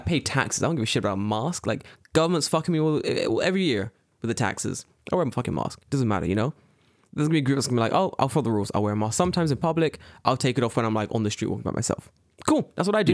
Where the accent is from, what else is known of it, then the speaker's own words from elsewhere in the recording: London, United Kingdom; now in Japan; I'm from London.